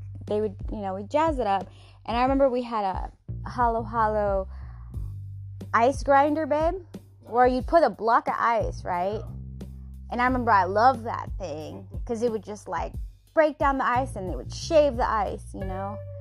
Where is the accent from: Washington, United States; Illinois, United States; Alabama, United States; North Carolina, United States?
Washington, United States; Seattle; now in California, United States; I was born and raised in Seattle, Washington, United States of America